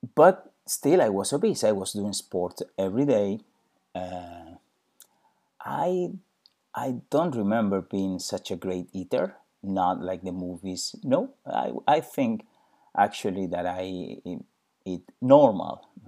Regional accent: Spain; I'm originally from Spain.

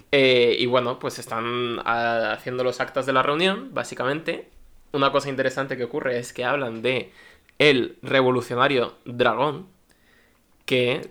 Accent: Valencia, Valencian Community, Spain; yo soy de Valencia

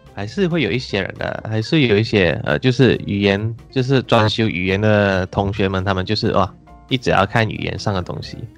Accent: Taiping, Perak, Malaysia; 因为我也是靠近怡宝，我家乡是太平，所以其实还蛮常去怡宝的

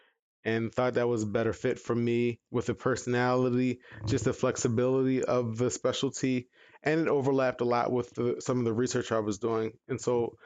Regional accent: Baltimore, Maryland, United States; moved away as an adult; now in Arizona, United States; I grew up in Baltimore

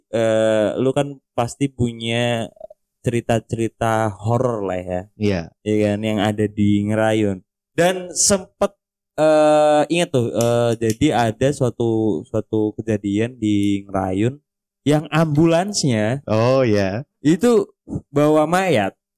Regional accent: East Java, Indonesia; Asal saya di puncak gunung tertinggi di Ponorogo.

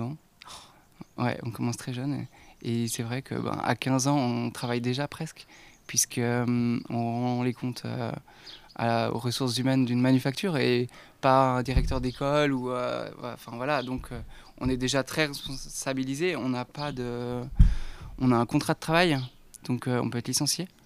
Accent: Archamps, Auvergne-Rhône-Alpes, France; je viens d'Archamps en Haute-Savoie

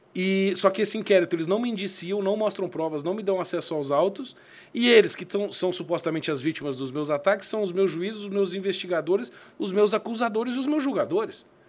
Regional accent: Curitiba, Paraná, Brazil; now in Londrina, Brazil; Eu sou de Curitiba, mas moro moro em Londrina já há 22 anos

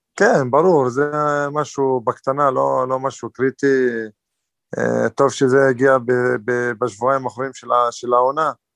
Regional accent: Northern District, Israel; במקור מהצפון, מהרב... אה, חצי שעה מהבית, קרוב לבית, אז אני צפוני במקור

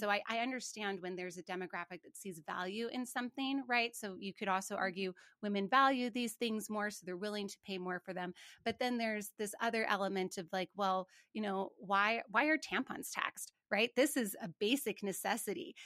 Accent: Montana, United States; I grew up in Montana, and I remember asking my folks how many cattle somebody had

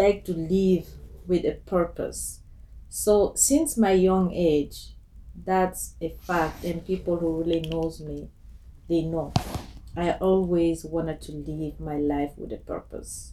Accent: Guinea; moved away as an adult; now in Toronto, Canada; I'm from Guinea, West Africa. Born and raised there, and I came to Canada 13 years ago

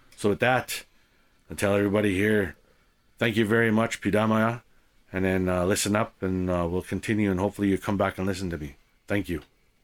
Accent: Canada; growing up in Canada as an Indigenous person

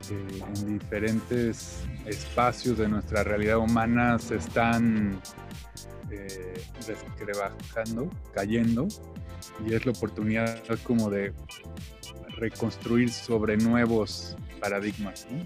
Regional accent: Mexico; Eh, yo soy, bueno, por mi nombre … soy mexicano-inglés.

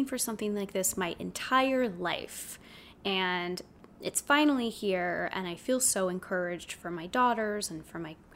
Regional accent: South Orange County, California, United States; I grew up in South Orange County, a total normal kid, normal life

